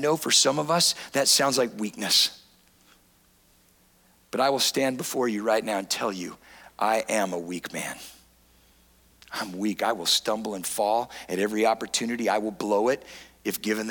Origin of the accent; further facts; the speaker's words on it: San Diego, California, United States; I grew up in San Diego, California